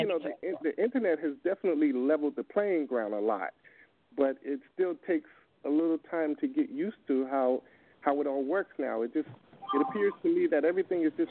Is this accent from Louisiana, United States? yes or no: no; Brooklyn, New York, United States; moved away as an adult; now in Rockland County, United States; I've always been on the East Coast. I grew up in Brooklyn